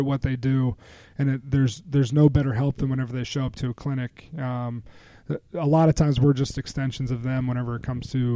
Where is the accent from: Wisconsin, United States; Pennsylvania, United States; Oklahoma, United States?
Pennsylvania, United States; Altoona; I used to live at 430 Maple Avenue in Altoona